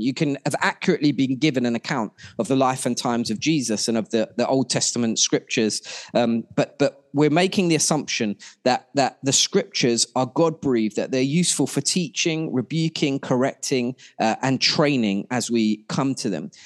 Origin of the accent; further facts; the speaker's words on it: Ilford, London, United Kingdom; I grew up in Ilford